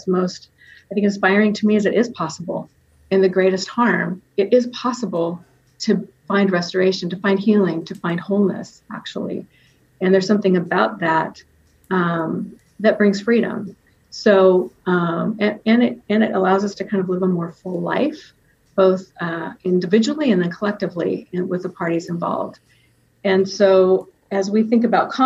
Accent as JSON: {"language": "English", "town": "Reedley", "region": "California", "country": "United States", "tie": "born or raised there", "said": "I come from Reedley, California. And if you're from Reedley, you know that we say Reedley, California. And I grew up there."}